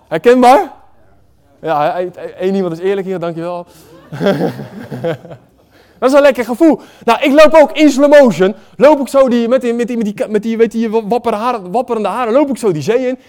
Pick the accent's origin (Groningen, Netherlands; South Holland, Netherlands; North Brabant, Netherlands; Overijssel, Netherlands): South Holland, Netherlands; Waddinxveen; Ik kom uit Wanningsveen